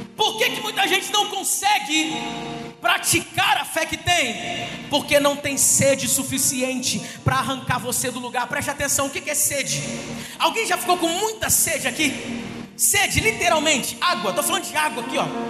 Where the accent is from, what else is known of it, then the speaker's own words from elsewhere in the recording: Resende, Rio de Janeiro, Brazil; moved away as an adult; eu sou de Resende, interior do estado aqui